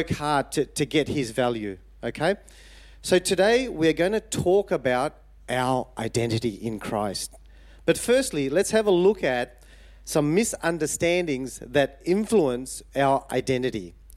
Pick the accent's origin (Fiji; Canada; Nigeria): Fiji; I was born in Fiji.